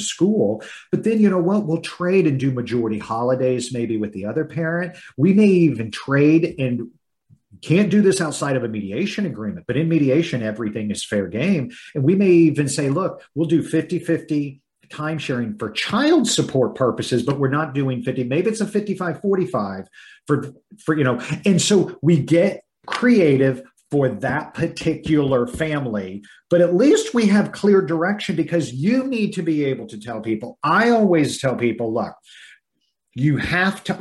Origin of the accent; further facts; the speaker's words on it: Midwest, United States; I was raised in the Midwest.